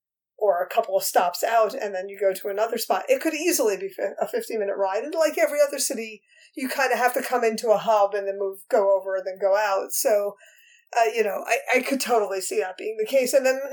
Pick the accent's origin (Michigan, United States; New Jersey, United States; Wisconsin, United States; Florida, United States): New Jersey, United States; I'm used to New York City. I grew up here in New Jersey, right outside New York City. My family went into the city all the time.